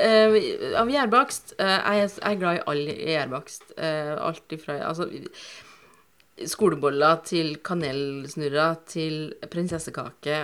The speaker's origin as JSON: {"language": "Norwegian", "area": "Inderøya", "region": "Trøndelag", "country": "Norway", "tie": "born or raised there", "moved": "as an adult", "lives_now": "Bodø, Norway", "said": "flytta hit sammen med min gode barndomsvenn Nils. Fordi vi kommer begge to fra Inderøya"}